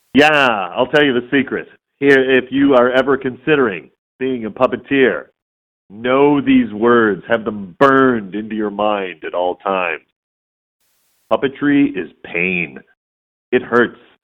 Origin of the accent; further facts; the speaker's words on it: Warren, Michigan, United States; born and raised in Detroit. Yeah, I mean, the suburb Warren.